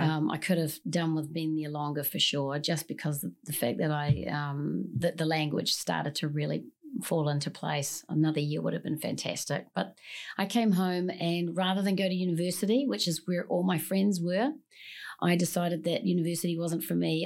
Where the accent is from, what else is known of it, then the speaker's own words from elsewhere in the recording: New Zealand; moved away; I'm originally from New Zealand, born and, born and raised